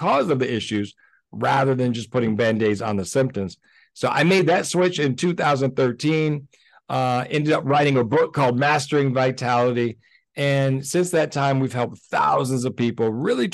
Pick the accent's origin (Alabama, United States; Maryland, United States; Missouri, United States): Alabama, United States; also born or lived in Los Angeles, California; I grew up in Alabama. I was born in Los Angeles, but my family moved to Alabama, you know, when I was 10 years old. And that's where I did most of my school.